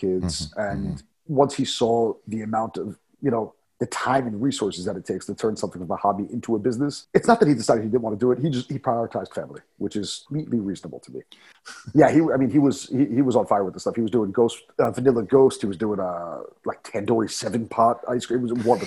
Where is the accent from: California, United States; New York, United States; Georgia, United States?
New York, United States; now in Prague, Czech Republic; what we grew up with back in New York